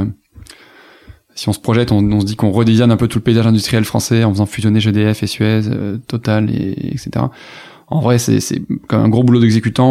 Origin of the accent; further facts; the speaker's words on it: Toulouse, Occitania, France; moved away as an adult; also born or lived in Cergy-Pontoise; Moi je viens de Toulouse donc je suis du sud-ouest